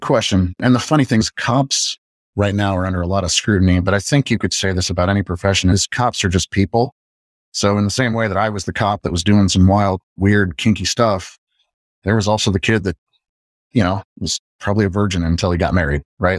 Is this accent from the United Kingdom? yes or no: no; Midwest, United States; I'm from the Midwest